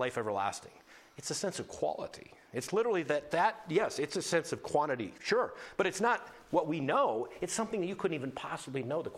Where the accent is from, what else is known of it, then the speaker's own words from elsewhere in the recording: Tuttle, North Dakota, United States; moved away; I was from Tuttle, North Dakota, which is 9 miles from nowhere.